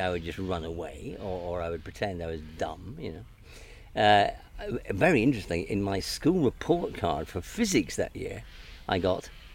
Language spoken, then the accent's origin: English; Edinburgh, Scotland, United Kingdom; also born or lived in Glasgow; now in London, United Kingdom; I was born in Glasgow, and I moved to Edinburgh when I was 5. So I was born in 54, so I'm now 66 years old. My father moved through to Edinburgh, and I grew up in Edinburgh